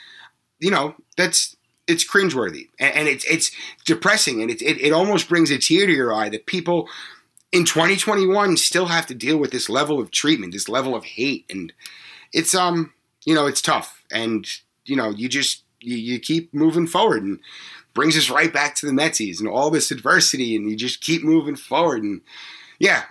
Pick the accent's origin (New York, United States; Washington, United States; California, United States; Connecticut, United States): New York, United States; Long Island; I grew up on Long Island